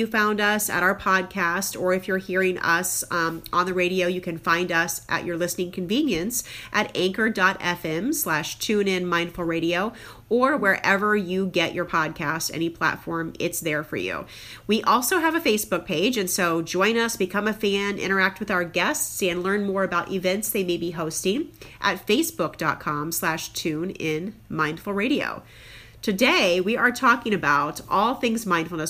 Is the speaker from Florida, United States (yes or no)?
no; Crown Point, Indiana, United States; my hometown of Crown Point, Indiana, and my current hometown